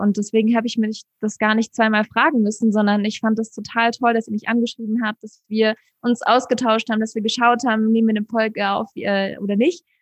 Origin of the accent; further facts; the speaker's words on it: Munich, Bavaria, Germany; moved away as an adult; now in Mexico; Ich bin in München geboren mit deutschen und argentinischen Wurzeln.